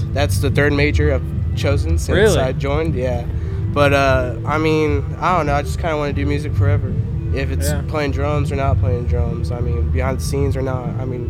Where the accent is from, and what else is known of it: Stephenville, Texas, United States; born or raised there